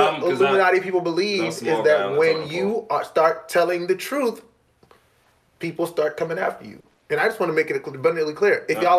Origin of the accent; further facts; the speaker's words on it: Charleston, South Carolina, United States; I'm from Charleston. I used to play basketball, and you would hear. I lived right by an airport.